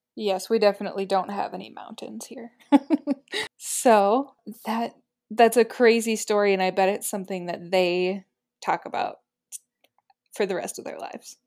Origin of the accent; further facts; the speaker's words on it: United States; I'm an American